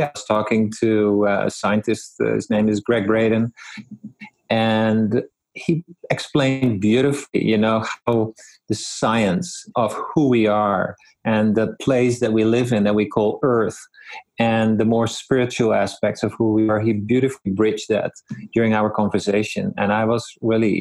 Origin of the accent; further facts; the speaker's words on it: Netherlands; moved away as an adult; now in Vernon, Canada; I grew up in the Netherlands